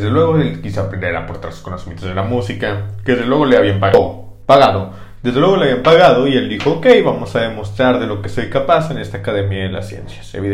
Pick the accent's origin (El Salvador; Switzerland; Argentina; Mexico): Switzerland; accent: French; Y si yo, un acento francés y yo soy de Suiza